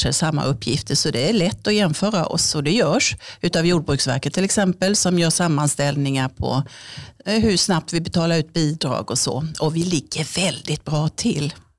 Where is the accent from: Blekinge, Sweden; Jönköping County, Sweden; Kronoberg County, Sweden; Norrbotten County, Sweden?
Kronoberg County, Sweden; southern Småland; moved away as an adult; now in Örebro, Sweden; Jag är född i södra Småland, i Vilhelm Moberg trakter, så det är jättesmå åkrar och massor med stenmurar överallt